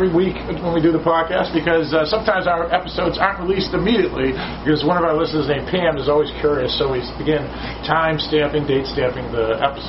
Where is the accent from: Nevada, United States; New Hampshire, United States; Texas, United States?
New Hampshire, United States; now in Connecticut, United States; from the state of New Hampshire in Connecticut.